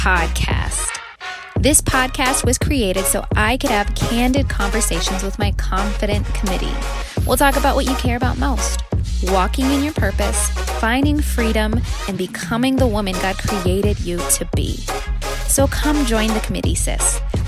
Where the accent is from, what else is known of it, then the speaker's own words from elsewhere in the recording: Fort Worth, Texas, United States; So I grew up in Fort Worth, Texas. No silver spoon in my mouth. Both working parents. And it was in a Christian household.